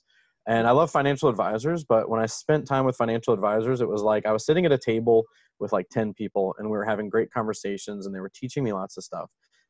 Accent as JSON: {"language": "English", "region": "the South", "country": "United States", "tie": "born or raised there", "also_born_or_lived": "Venezuela", "said": "But the long and the short of it is I grew up in the southern United States, moved around a ton, and ended up in Ven"}